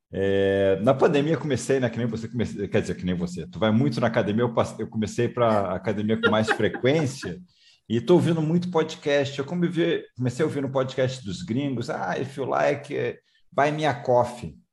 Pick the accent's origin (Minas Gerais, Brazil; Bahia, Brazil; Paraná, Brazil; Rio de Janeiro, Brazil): Rio de Janeiro, Brazil; moved away; Eu também sou é... carioca, estou morando fora do Rio um tempo, mas sou carioca